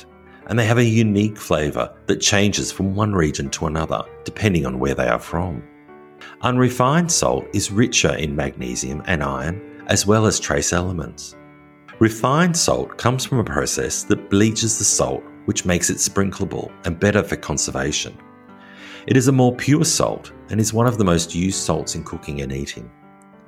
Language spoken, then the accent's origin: English; Australia; now in France; an Australian living in rural France